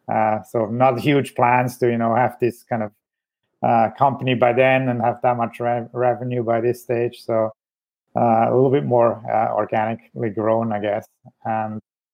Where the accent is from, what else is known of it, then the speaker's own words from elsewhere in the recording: Switzerland; moved away as an adult; also born or lived in Zurich, Switzerland / Ontario, Canada; now in British Columbia, Canada; I was born in Switzerland